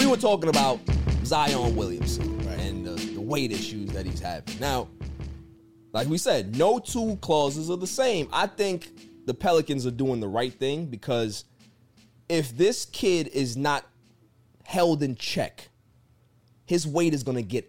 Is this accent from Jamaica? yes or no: yes; Jamaica; because I'm Jamaican